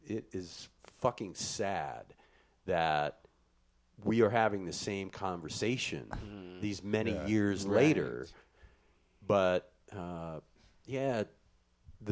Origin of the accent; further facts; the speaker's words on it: Midwest, United States; When I was a kid growing up in the Midwest in a small farm town